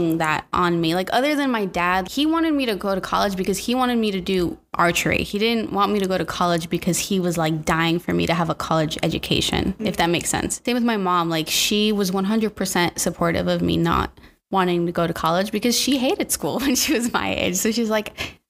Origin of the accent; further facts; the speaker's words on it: Temecula, California, United States; moved away as an adult; also born or lived in Los Angeles; we moved to LA from Temecula. It's not too far out of LA, actually.